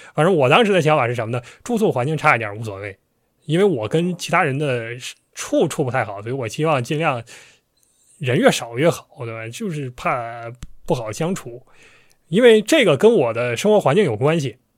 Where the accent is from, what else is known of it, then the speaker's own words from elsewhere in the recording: Northeast China, China; accent: Northeastern; 咱一直按我们东北话